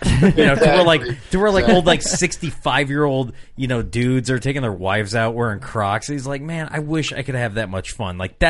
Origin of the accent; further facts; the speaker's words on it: Illinois, United States; I'll take over as a other Illinois guy. I've never been to an Illinois deer show